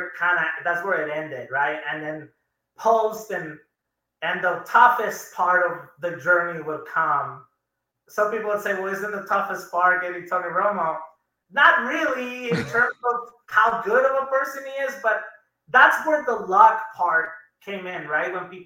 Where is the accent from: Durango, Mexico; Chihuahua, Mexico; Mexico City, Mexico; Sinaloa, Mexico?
Chihuahua, Mexico; Juarez; I felt like I was with my own grandparents growing up in Ocho, Juarez.